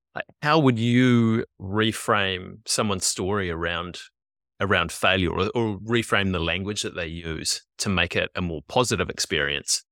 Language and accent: English; New Zealand; we're kids who grew up in the, in the eighties and nineties here in New Zealand